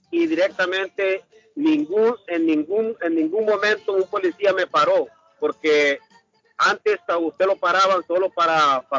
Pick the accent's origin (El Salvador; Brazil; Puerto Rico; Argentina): El Salvador; Chalatenango; moved away; Yo soy de Chalate, yo, yo soy de Chalate, yo estuve en el, en el pueblo